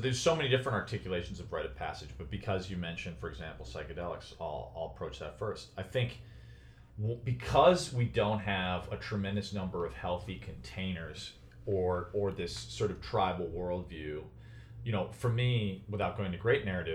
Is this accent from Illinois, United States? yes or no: yes; Chicago, Illinois, United States; moved away; also born or lived in New York; from where I grew up in Chicago